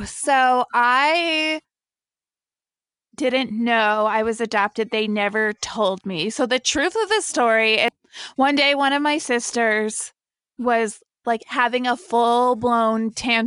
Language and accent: English; New Jersey, United States; also born or lived in Brazil; I grew up in New Jersey